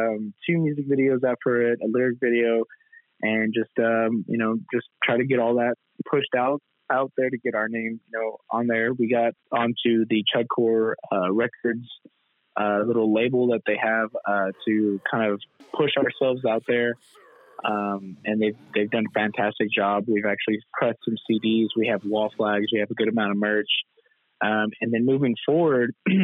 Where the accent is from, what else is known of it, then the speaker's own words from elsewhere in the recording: Corpus Christi, Texas, United States; moved away as an adult; also born or lived in Kyle, Texas; that's where I grew up, my hometown in Corpus Christi